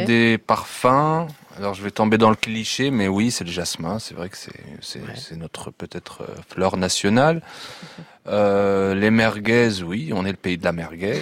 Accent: Tunisia; internautes tunisiens

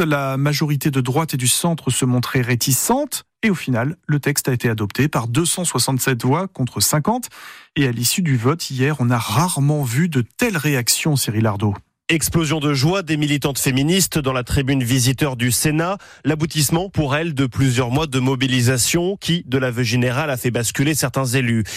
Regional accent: Moselle, Grand Est, France; Chez nous en Moselle

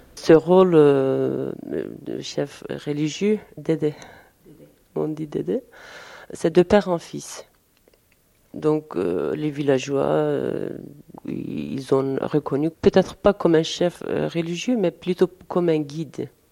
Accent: Turkey; now in Paris, France; Nous, nous sommes euh, de Dersim, de Diyarbakir

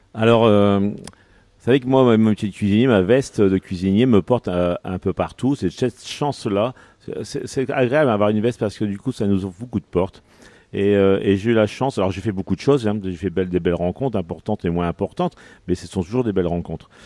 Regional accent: Picardy, Hauts-de-France, France; je suis de la Picardie

